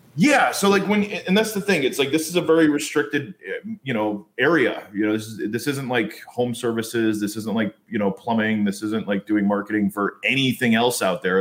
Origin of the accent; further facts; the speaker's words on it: United States; also born or lived in New York / New Jersey; I, I grew up on the East Coast